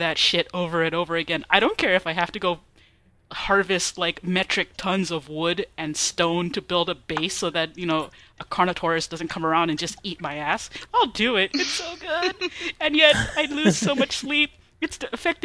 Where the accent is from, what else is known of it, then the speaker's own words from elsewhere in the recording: Hawaii, United States; also born or lived in Arizona; now in Texas, United States; When I was growing up in Hawaii